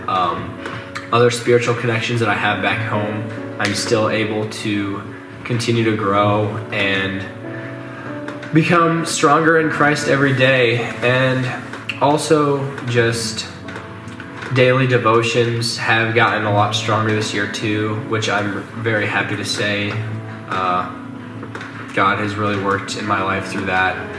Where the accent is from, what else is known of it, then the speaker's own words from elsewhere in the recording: Madrid, Iowa, United States; I'm from Madrid, Iowa, which is a small town of about 2,500 in central Iowa